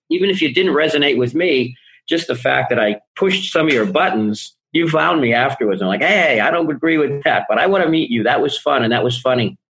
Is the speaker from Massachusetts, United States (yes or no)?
yes; Boston, Massachusetts, United States; I grew up in Boston